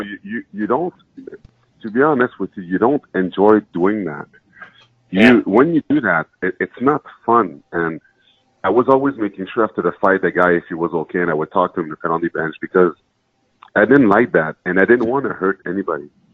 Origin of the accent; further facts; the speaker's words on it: Montreal, Quebec, Canada; I was born in Montreal. My parents came from Haiti to Montreal